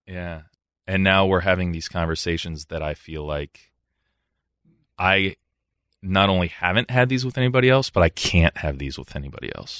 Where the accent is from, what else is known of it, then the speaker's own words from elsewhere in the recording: Columbus, Ohio, United States; moved away as an adult; my time in Columbus, um, I was happy there. It was my hometown